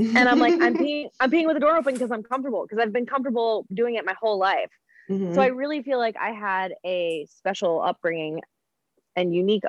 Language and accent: English; Midwest, United States; So of course us growing up in the Midwest with perfectionist mothers